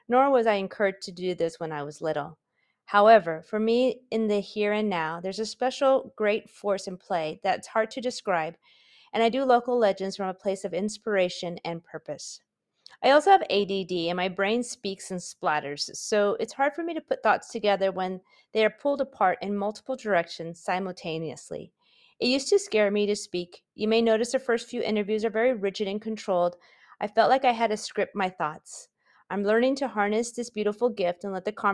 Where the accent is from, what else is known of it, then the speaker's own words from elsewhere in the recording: San Diego, California, United States; now in San Marcos, United States; I'm a native San Diegan, growing up in Claremont and graduating from the University City High School